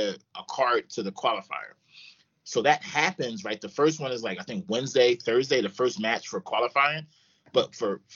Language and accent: English; Philadelphia, Pennsylvania, United States; moved away; also born or lived in Florida / Los Angeles; I'm from Philadelphia, moved all the way to Florida, played at Bethune-Cookman University, played there, moved